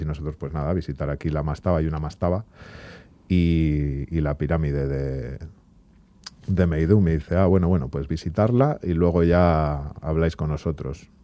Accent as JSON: {"language": "Spanish", "town": "Bilbao", "region": "Basque Country", "country": "Spain", "said": "nosotros que somos de Bilbao"}